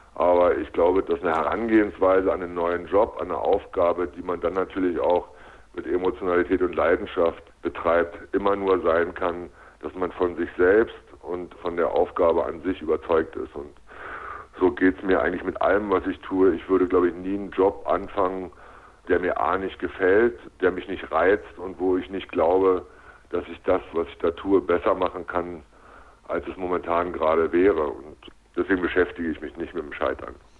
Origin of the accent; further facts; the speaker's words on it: Berlin, Germany; moved away as an adult; also born or lived in Leipzig / Magdeburg; ich bin tatsächlich in dieser Stadt aufgewachsen. Ich bin nach wie vor ein Berliner